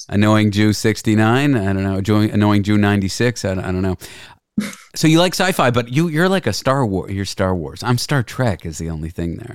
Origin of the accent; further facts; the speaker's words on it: Toronto, Ontario, Canada; also born or lived in Nova Scotia; I'm from Toronto